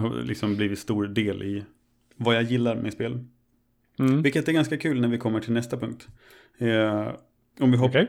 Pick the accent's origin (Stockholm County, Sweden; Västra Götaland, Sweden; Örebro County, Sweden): Örebro County, Sweden; Örebro; moved away as an adult; also born or lived in Östersund; hemma i Örebro när jag hade flyttat till, eh, mm. flyttat till Östersund